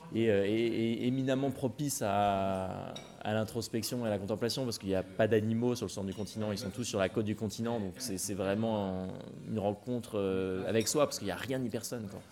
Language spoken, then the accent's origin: French; Rouen, Normandy, France; je suis de Rouen à l'origine, en Normandie